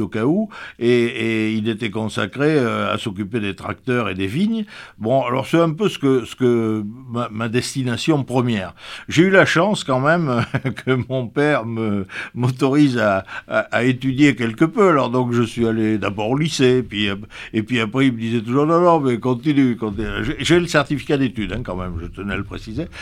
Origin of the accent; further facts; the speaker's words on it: Pomerol, Nouvelle-Aquitaine, France; also born or lived in Libourne; je suis né à Pomerol, on peut dire, et j'ai grandi à Pomerol, et j'ai toujours, j'ai passé toute ma jeunesse à Pomerol